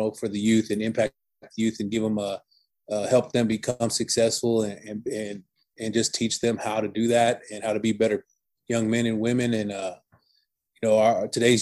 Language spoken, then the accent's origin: English; Houston, Texas, United States; I moved back to Houston, where I'm from. And because, you know, I'm from Houston, I played at J. Frank Dobie High School